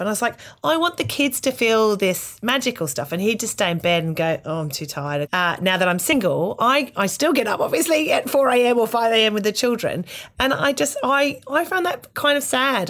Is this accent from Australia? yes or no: yes; Australia; moved away; as an Australian